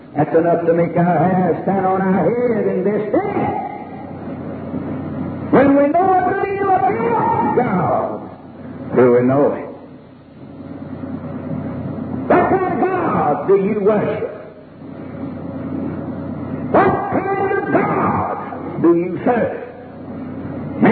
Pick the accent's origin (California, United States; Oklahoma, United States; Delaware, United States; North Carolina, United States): North Carolina, United States; Winston-Salem; in my hometown, Winston-Salem